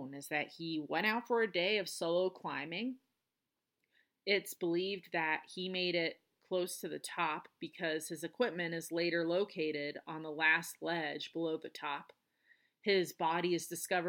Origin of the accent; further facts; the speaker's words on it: Colorado, United States; spending most of that time in my home state, Colorado